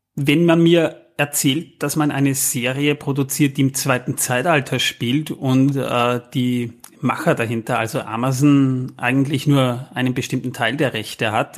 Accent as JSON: {"language": "German", "country": "Austria", "said": "als Österreicher, ich sag mal, amused sozusagen, weil bei uns in, in Fall in Wien"}